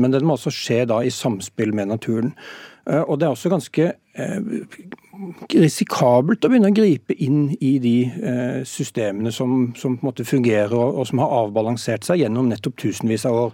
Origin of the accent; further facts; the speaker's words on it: Sørlandet, Norway; Jeg er oppvokst på Sørlandet